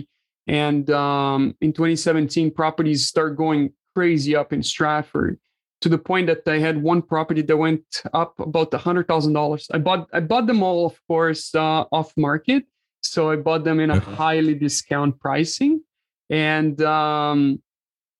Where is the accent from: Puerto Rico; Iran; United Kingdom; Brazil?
Brazil; moved away as an adult; now in Canada; I'm Brazilian by birth. Moved to Canada in 2013